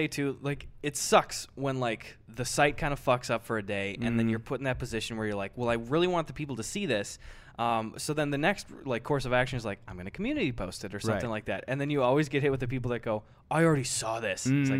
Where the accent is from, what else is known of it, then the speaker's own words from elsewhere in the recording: Midwest, United States; now in California, United States; We're from the Midwest.